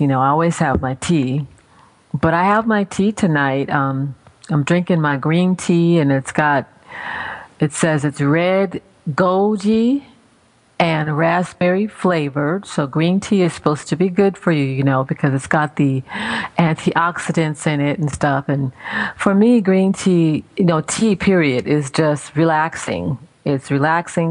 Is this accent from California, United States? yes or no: yes; California, United States; now in Maryland, United States; I'm from California originally